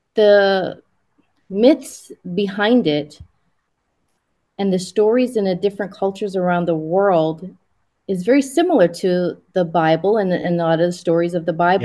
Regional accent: Hawaii, United States; also born or lived in Japan / US mainland; I was born in Japan and raised in Hawaii

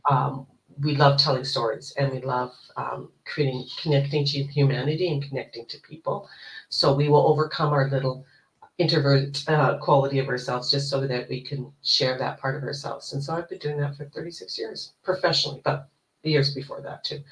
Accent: Canada; also born or lived in Toronto, Ontario; I am Canadian. I live in Toronto, Ontario.

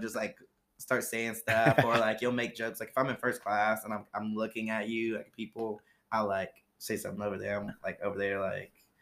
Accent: Columbus, Ohio, United States; I'm from Columbus, Ohio.

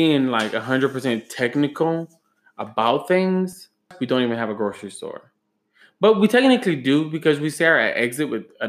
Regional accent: Grand Coteau, Louisiana, United States; Okay, I am from Grand Coteau, Louisiana.

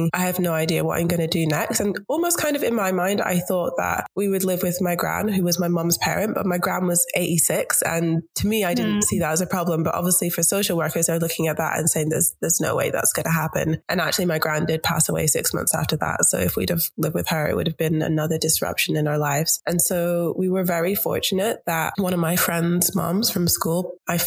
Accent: Scotland, United Kingdom; moved away as an adult; now in Melbourne, Australia; I'm actually from Scotland

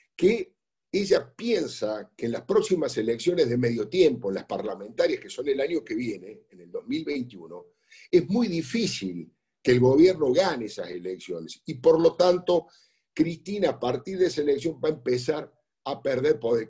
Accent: Córdoba, Argentina; yo soy cordobés

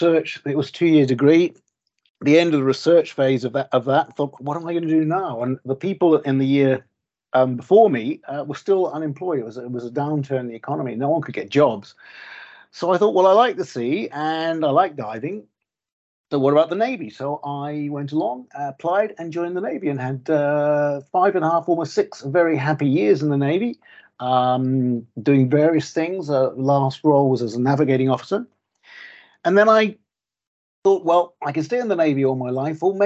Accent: Auckland, New Zealand; moved away as an adult; now in Bulgaria; did most of the sort of important growing up years, the sort of secondary school and university years in New Zealand, in sunny Auckland.

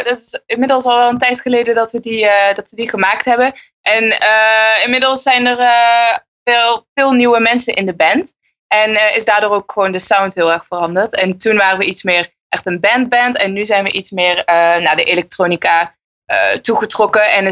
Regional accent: Maastricht, Limburg, Netherlands; now in Enschede, Netherlands; ik kom uit Maastricht en ik woon in Enschede.

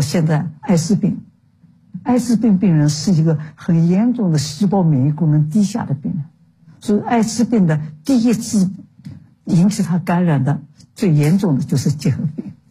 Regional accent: Shanghai, China; moved away as an adult; also born or lived in Beijing; 因为我在旧上海长大的

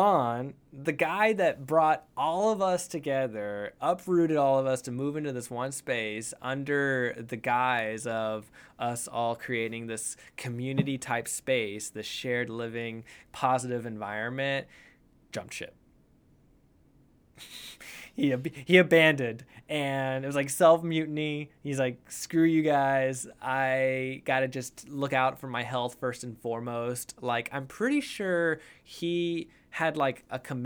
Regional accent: Houston, Texas, United States; now in Austin, United States; Houston is where I like to say I was born and raised

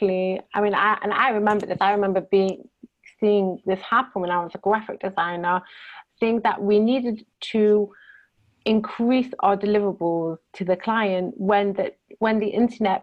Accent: Manchester, North West England, United Kingdom; moved away as an adult; now in Israel; I'm originally from the UK, from Manchester

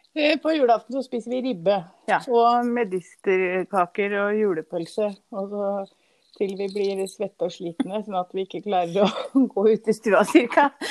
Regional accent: Norway; den toppen som er tettest her vi bor nå, og der jeg vokste opp

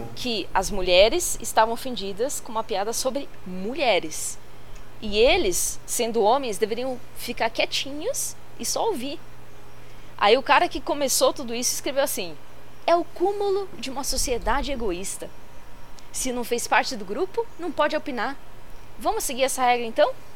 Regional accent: São Paulo, Brazil; eu sou de São Paulo

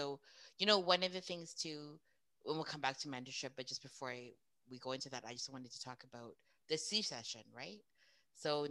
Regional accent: Edmonton, Alberta, Canada; I was born and raised in Edmonton.

